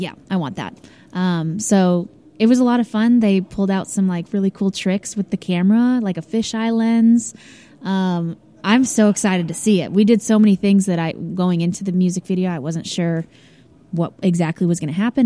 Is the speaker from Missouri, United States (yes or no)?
yes; St. Louis, Missouri, United States; moved away as an adult; also born or lived in Columbia, Missouri; now in Nashville, United States; I'm originally from St. Louis, Missouri